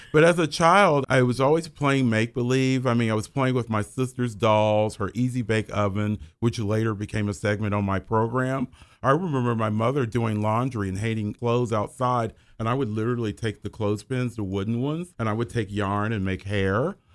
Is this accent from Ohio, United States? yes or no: yes; Dayton, Ohio, United States; I lived in downtown Dayton in my early life, and then I lived in Trotwood.